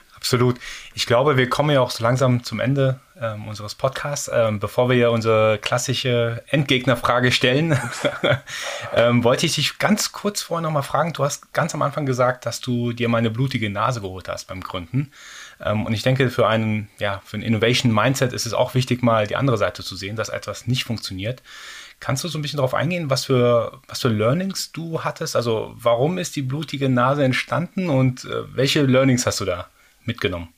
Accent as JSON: {"language": "German", "region": "Baden-Württemberg", "country": "Germany", "said": "bei uns in Baden-Württemberg"}